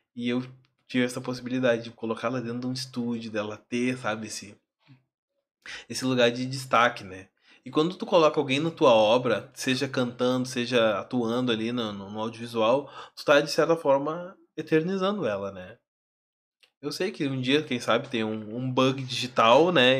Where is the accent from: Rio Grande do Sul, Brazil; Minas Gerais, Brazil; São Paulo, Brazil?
Rio Grande do Sul, Brazil; Alvorada; sou de Alvorada